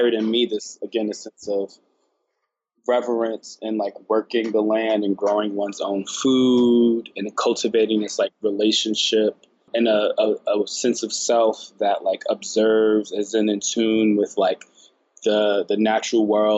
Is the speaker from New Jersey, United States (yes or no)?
yes; Newark, New Jersey, United States; I was born in Newark, New Jersey